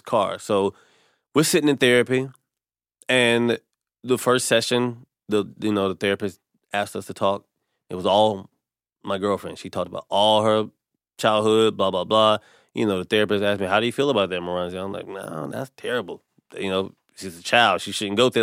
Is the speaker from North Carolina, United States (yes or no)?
yes; North Carolina, United States; I'm from North Carolina